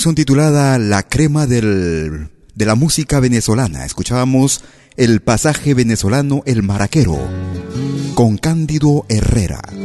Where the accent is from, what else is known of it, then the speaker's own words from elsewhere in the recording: Peru; nuestro país, al Perú